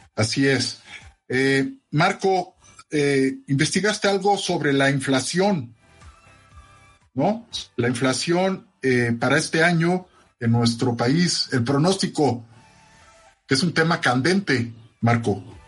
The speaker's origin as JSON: {"language": "Spanish", "country": "Mexico", "said": "nuestro país"}